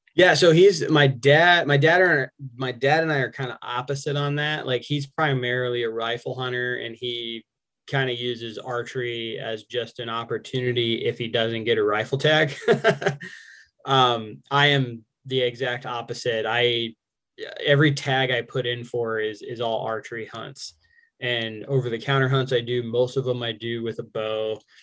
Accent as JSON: {"language": "English", "region": "Arizona", "country": "United States", "tie": "born or raised there", "also_born_or_lived": "Albuquerque, New Mexico / New York"}